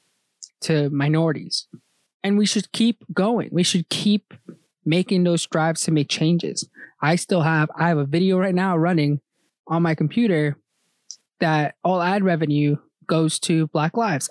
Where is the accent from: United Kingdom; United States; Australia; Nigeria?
United States; my home country is American. I'm American born. But my people's home country, El Salvador